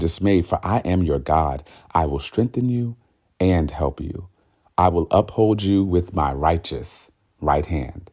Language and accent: English; Newark, New Jersey, United States; moved away; also born or lived in Irvington, New Jersey; we both were raised in Newark, but I moved out early to live in a more civilized dwelling.